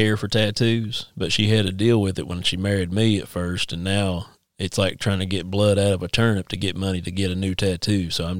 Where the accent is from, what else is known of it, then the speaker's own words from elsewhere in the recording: Eastern Kentucky, United States; moved away; I'm from Eastern Kentucky originally, and I grew up in church and stuff.